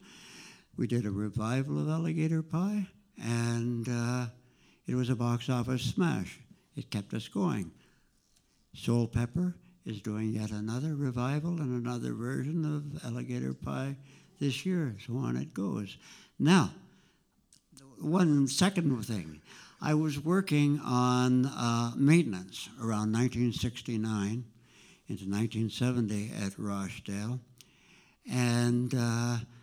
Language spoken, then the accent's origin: English; Toronto, Ontario, Canada; I am a Canadian, born in Toronto